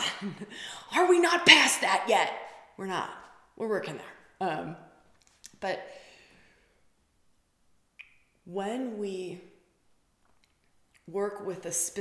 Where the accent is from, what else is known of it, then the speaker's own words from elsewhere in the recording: Wisconsin, United States; I'm from Wisconsin, we say bubbler.